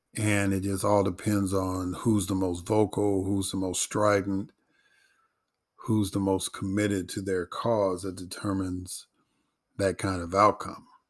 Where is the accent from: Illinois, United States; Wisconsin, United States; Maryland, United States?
Illinois, United States; Chicago; growing up in Chicago and being a Chicago sports fan